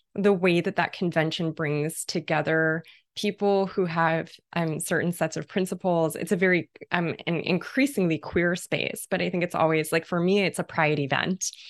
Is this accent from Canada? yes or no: no; London, United Kingdom; I spent part of my childhood in, in Irish and Caribbean neighborhood in London, in, in Kilburn, in London